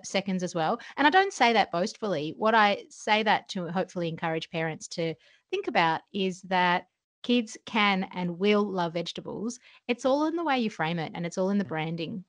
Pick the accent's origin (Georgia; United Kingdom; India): Georgia; moved away; I grew up uh, in a country called Georgia in the former Soviet Union.